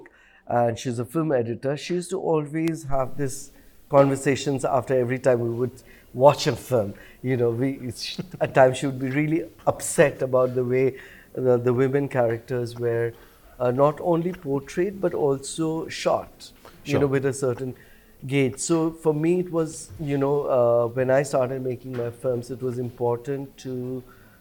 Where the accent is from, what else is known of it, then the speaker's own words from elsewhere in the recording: Bhutan; when I was growing up in Bhutan